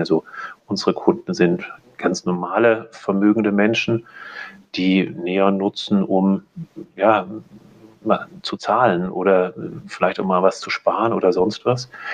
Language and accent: German; Germany; also born or lived in Munich / Zurich; Ich selber sitze aber in München, bin auch ähm, aus Deutschland